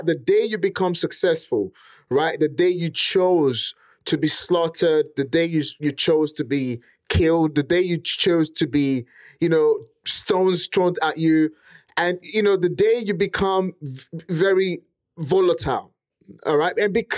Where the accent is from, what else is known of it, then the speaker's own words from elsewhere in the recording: Nigeria; accent: Nigerian; English is a second language; now in United Kingdom; English was not my first language. In fact, to even speak how I speak today, I had to get a property. I had to get a coach to teach me how to speak properly, eliminate most of the, you know, Nigerian pattern of speaking